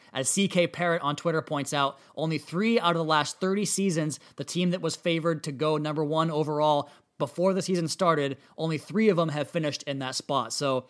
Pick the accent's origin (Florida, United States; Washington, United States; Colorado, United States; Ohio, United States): Washington, United States; the sun is finally shining back in my hometown in central Washington out here a couple hours away from Seattle.